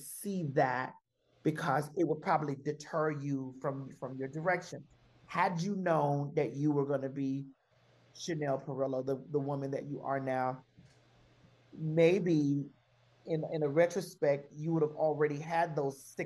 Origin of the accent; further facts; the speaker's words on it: Miami, Florida, United States; moved away; growing up in Miami